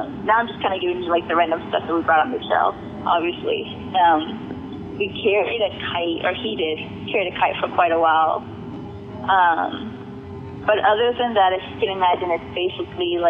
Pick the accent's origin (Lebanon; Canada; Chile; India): Chile; now in Georgia, United States; I'm originally from Chile.